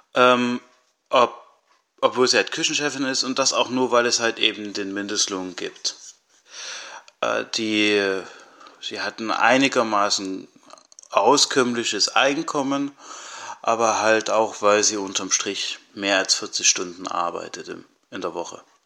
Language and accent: German; Altenburg, Thuringia, Germany; ursprünglich komme ich aus Altenburg und ich wohne und arbeite auch jetzt wieder hier.